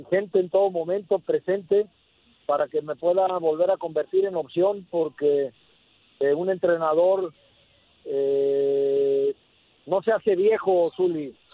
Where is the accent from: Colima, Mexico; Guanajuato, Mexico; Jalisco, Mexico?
Colima, Mexico; también acá en mi tierra, en Colima, que es donde ando